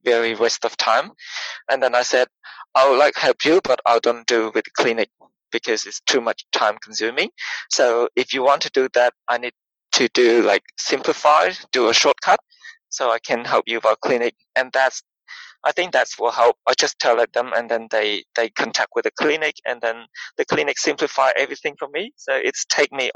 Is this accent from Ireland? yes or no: no; Cambodia; moved away as an adult; now in Australia; I grew up was born and grew up in Cambodia. So I say I'm Cambodian.